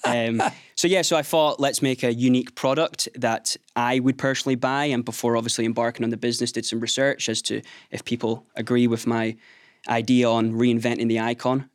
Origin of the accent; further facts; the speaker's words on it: Skye, Scotland, United Kingdom; Growing up on Sky, there wasn't a heck of a lot of business